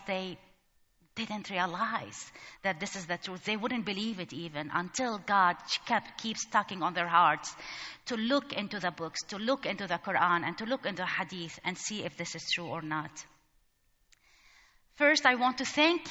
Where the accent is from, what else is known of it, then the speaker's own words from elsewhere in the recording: Lebanon; moved away as an adult; also born or lived in Egypt; now in United States; I grew up in Lebanon during the civil war, 15 years between Muslims and Christians.